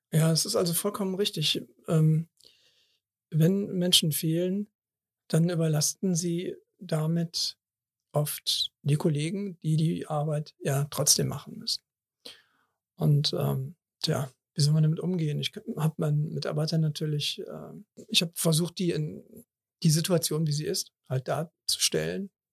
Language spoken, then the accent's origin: German; Cologne, North Rhine-Westphalia, Germany; ich bin in Kalk geboren, 58 Jahre habe ich die Kirmes in Anführungsstrichen ähm, mitgemacht